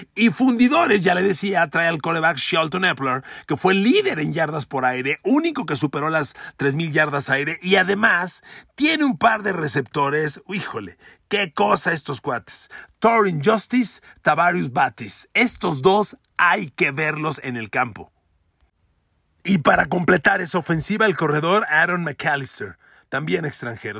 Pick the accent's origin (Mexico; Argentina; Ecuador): Mexico; como mexicanos